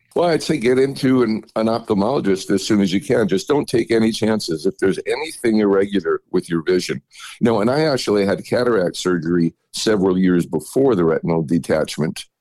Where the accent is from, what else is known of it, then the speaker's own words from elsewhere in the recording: New York City, New York, United States; moved away; as I was growing up in New York City